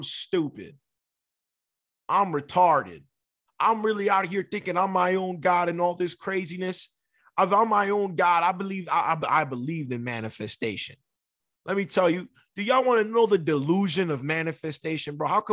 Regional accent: New York City, New York, United States; now in San Diego, United States; I'm from the Bronx

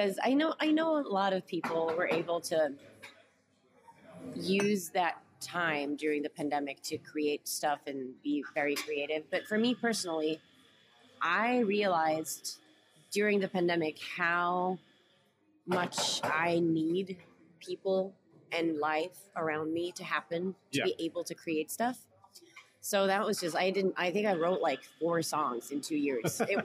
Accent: Norway; first language Norwegian; English is a second language; I'm from Norway

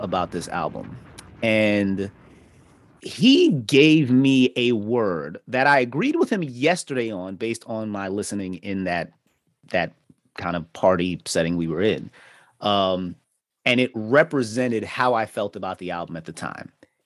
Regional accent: Jamaica; I'm Jamaican

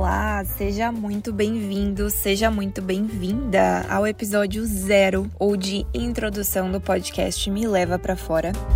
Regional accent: Blumenau, Santa Catarina, Brazil; moved away as an adult; also born or lived in Curitiba, Brazil / Manchester, United Kingdom / Canada / United States; Eu sou de Blumenau, Santa Catarina

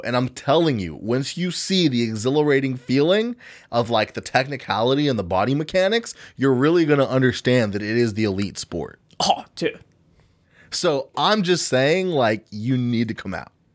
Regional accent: United States; American citizens

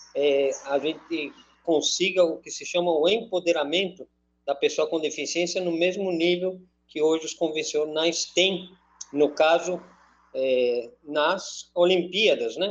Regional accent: Madrid, Community of Madrid, Spain; now in Itu, Brazil; eu sou espanhol, sou de Madrid

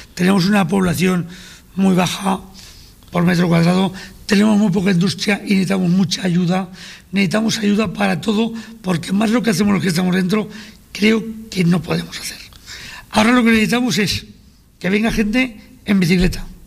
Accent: Aragon, Spain; yo soy zaragozista, aragonés y zaragozista, de los que más

